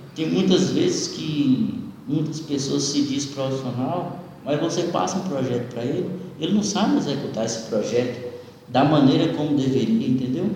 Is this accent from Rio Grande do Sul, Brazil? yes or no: no; Guanambi, Bahia, Brazil; also born or lived in Vitória da Conquista; sou da cidade de Guanambi